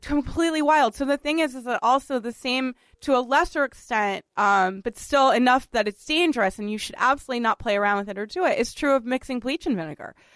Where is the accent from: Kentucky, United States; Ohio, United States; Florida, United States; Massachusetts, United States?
Massachusetts, United States; Boston; moved away as an adult; now in New York City, United States; Richard and I are both from Boston, and we have we often talk about you know our sort of love of growing up in Boston